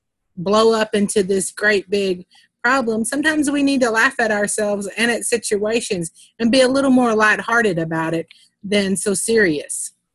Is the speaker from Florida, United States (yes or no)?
no; Texas, United States; accent: Texas; I know here in Texas, our accents are pretty predominant.